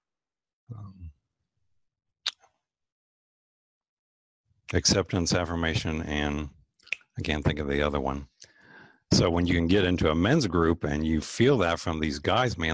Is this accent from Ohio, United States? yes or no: yes; Lancaster, Ohio, United States; moved away as an adult; now in Columbus, United States; I actually grew up in Lancaster, Ohio, which is about an hour southeast of Columbus